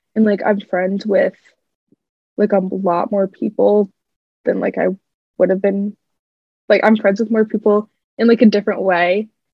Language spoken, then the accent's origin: English; Clive, Iowa, United States; now in Iowa City, United States; I'm originally from Clive, Iowa